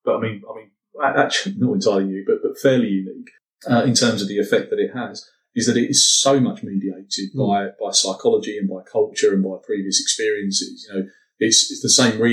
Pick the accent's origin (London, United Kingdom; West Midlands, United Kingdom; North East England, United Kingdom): London, United Kingdom; It's partly being a Londoner